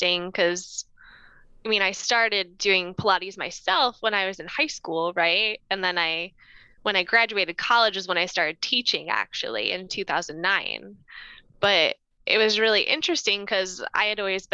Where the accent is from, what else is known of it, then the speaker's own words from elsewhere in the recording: Northville, Michigan, United States; I grew up in Northville, Michigan